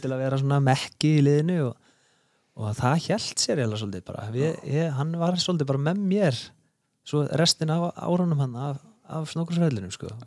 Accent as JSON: {"language": "Icelandic", "town": "Reykjavík", "region": "Capital Region", "country": "Iceland", "tie": "born or raised there", "said": "ég er nú bara fættur og uppalinn í Borg Óttans sko, í eh. Reykjavíkinni"}